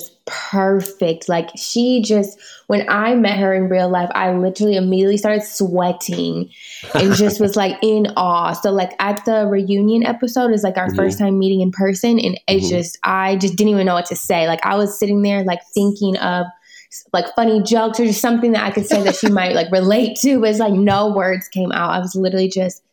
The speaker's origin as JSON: {"language": "English", "region": "Michigan", "country": "United States", "tie": "born or raised there", "moved": "as an adult", "lives_now": "Los Angeles, United States", "said": "my hometown from Michigan"}